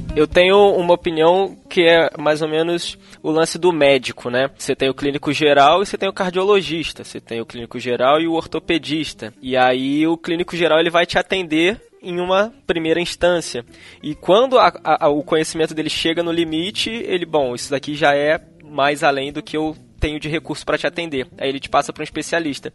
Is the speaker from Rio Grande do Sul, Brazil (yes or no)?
no; Petrópolis, Rio de Janeiro, Brazil; sou aqui de Petrópolis